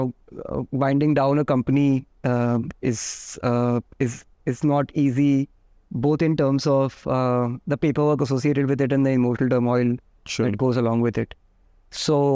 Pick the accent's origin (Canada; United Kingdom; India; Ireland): India; Udaipur, Rajasthan; moved away; also born or lived in Jodhpur, Rajasthan; I grew up in Udaipur until my schooling days.